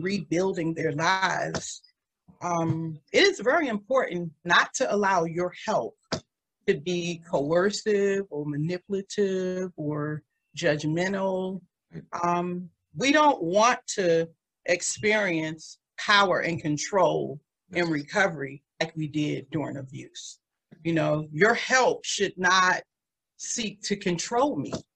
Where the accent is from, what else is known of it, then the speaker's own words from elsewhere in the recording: Washington, District of Columbia, United States; also born or lived in Waldorf, Maryland; now in Prince George's County, United States; I grew up in the DMV in some of the most economically depressed neighborhoods in Washington, D.C.